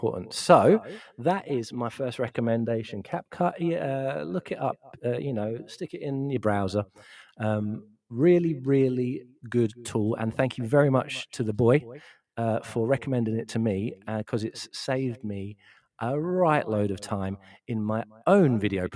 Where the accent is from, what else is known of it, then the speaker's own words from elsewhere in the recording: London, United Kingdom; I'm from South East London originally